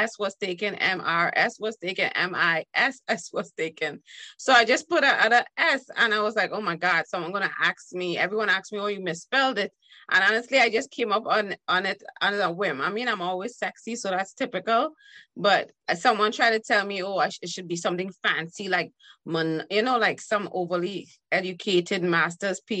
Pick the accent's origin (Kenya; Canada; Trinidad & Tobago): Trinidad & Tobago; how I was brought up as in Trinidad. We say brought up